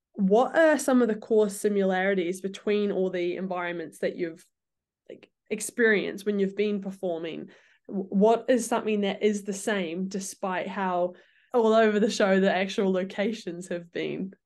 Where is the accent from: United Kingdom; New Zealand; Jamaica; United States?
New Zealand; moved away; we're from New Zealand